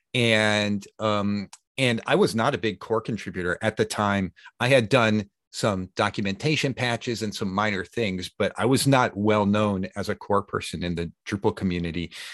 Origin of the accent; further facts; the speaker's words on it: Chicago, Illinois, United States; moved away as an adult; now in Sweden; Chicago is my hometown